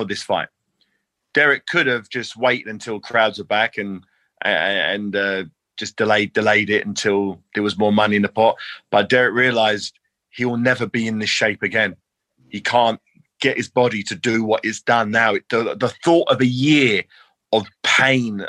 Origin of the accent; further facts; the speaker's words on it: London, United Kingdom; my hometown